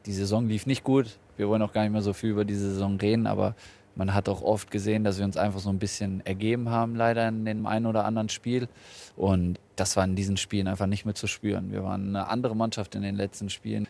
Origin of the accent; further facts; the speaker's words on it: Hanover, Lower Saxony, Germany; now in Bremen, Germany; Meine Heimat ist Hannover